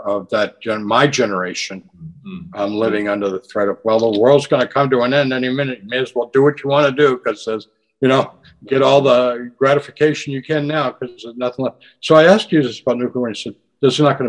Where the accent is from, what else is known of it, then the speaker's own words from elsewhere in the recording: United States; my generation growing up in the United States in the 50s and 60s